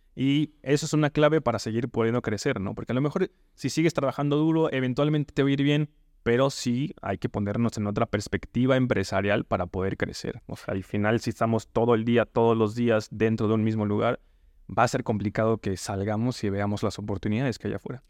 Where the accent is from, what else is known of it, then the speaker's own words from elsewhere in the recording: Yucatán Peninsula, Mexico; Yo soy de la península, no soy de Yucatán, pero soy cerquita por allí